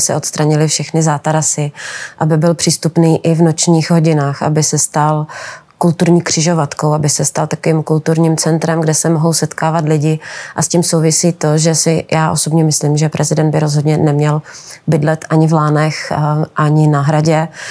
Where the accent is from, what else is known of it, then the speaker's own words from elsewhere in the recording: Moravia, Czechia; taky jsem z Moravy